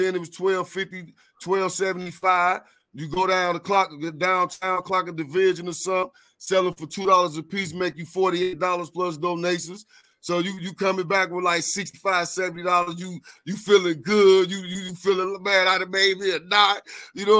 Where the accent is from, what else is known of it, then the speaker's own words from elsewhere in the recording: Florida, United States; Florida. I come from Block 6